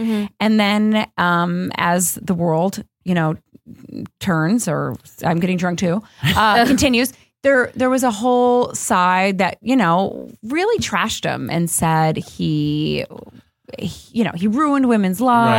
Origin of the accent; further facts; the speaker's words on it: Chicago, Illinois, United States; accent: Chicago; Do you hear my Chicago accent?